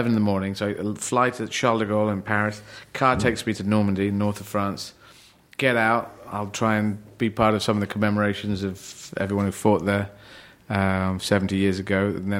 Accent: Aden, Yemen; born there

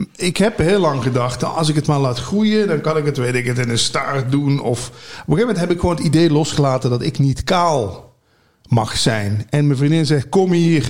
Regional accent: Limburg, Netherlands; moved away as an adult; also born or lived in Hilversum; Ik ben natuurlijk uit Limburg verhuisd naar Hilversum om bij die radio te werken

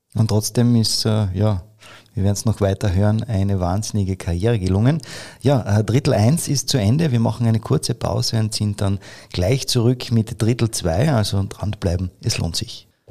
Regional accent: Carinthia, Austria; bei uns in Kärnten

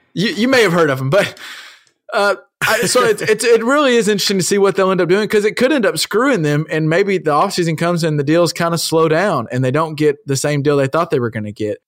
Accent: United States; us as American

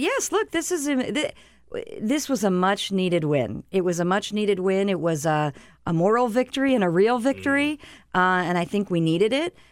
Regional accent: Arizona, United States; My home state of Arizona

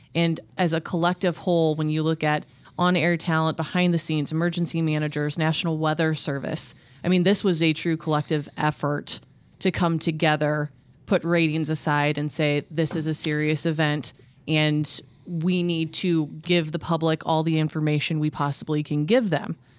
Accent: Midwest, United States; living and growing up in the Midwest

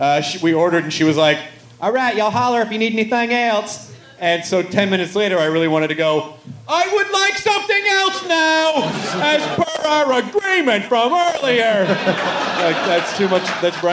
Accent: the South, United States; And also, because I'm from the South, and I always forget the terminology. I slip back into y'all when I come back to the South, and I forget the terminology.

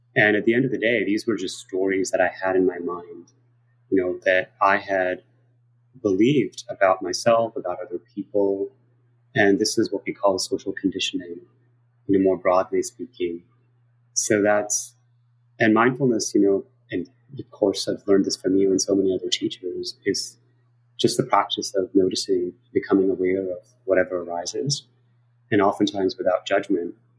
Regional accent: New York City, New York, United States; also born or lived in South Korea; I grew up in New York City to give everybody a little bit of context of who I am and went to public schools in New York and went to college here

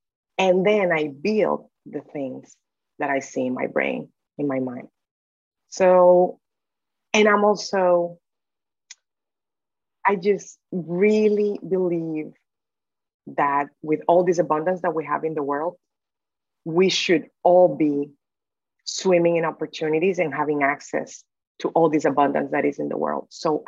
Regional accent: Dominican Republic; So born and raised in the Dominican Republic, I had the opportunity to go to a very good law school in the Dominican Republic.

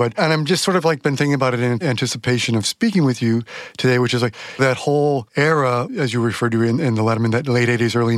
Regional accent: Chicago, Illinois, United States; suburban Chicago, where I grew up

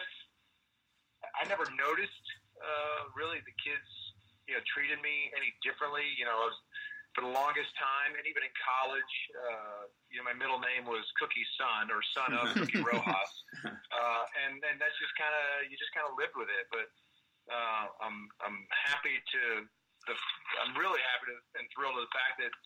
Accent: Kansas City, United States; also born or lived in Southern California; now in North Texas, United States; we grew up in Kansas City

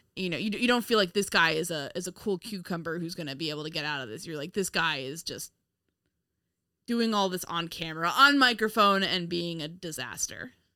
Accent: Westchester, New York, United States; I'm from Westchester

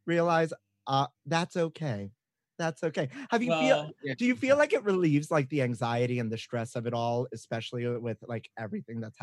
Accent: New York City, New York, United States; I'm from Brooklyn

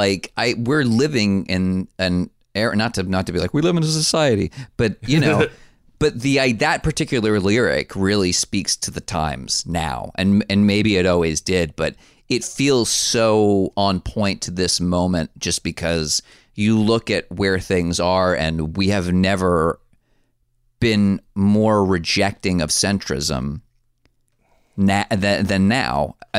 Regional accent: New Jersey, United States; I grew up in New Jersey, take a drink, in 1987.

